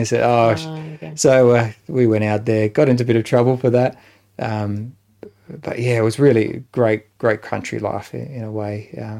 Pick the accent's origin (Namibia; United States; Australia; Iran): Australia; Adelaide, South Australia; also born or lived in Renmark; So we moved from Adelaide after a few years to Renmark in the Riverland of South Australia, and spent a few years there, moved to another house there as well as a part of that move. And then back to Adelaide to the home that Mum and Dad had built.